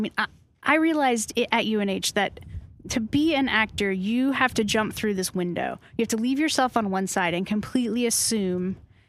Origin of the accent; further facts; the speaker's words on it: Massachusetts, United States; Massachusetts, just north of Boston.